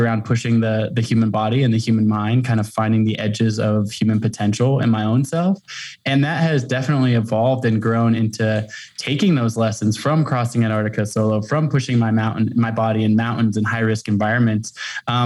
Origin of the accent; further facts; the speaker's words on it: Portland, Oregon, United States; now in Jackson Hole, United States; I grew up in Portland, Oregon, and have kind of lived all over the world and the country.